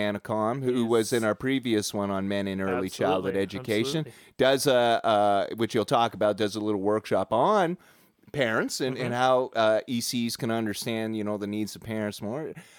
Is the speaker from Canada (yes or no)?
yes; Toronto, Ontario, Canada; That's how we were raised in Toronto.